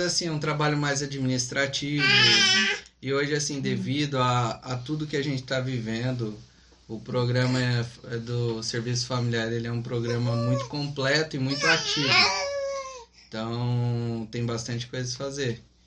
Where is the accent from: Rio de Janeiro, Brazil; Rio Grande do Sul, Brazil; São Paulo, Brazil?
São Paulo, Brazil; interior of; moved away; Somos do interior de São Paulo